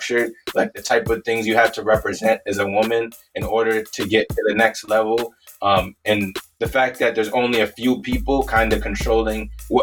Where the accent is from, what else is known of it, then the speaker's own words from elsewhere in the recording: Minnesota, United States; also born or lived in Canada / Wisconsin; moved out of Canada, moved all over like the Midwest, like Wisconsin, Minnesota, and then grew up in Minnesota